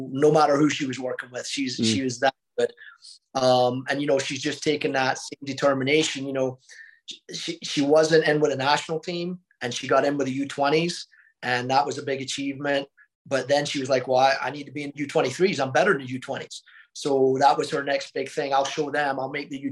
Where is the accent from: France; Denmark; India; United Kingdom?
United Kingdom; Scotland; also born or lived in Mobile, Alabama; now in Oklahoma, United States; I'm a Scottish guy